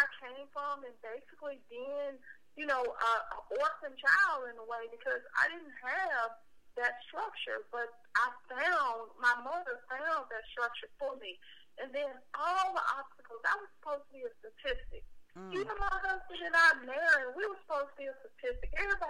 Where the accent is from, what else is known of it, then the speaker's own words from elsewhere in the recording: Memphis, Tennessee, United States; it's not because I'm from Memphis that I love Memphis, but it's because I am Memphis. I am a Memphian.